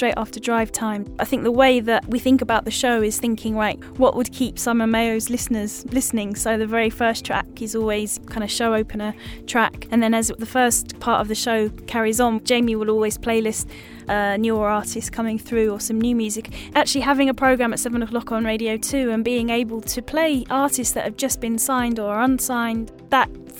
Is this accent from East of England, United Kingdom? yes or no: yes; Southend-on-Sea, East of England, United Kingdom; growing up in Southend, I used to listen to radio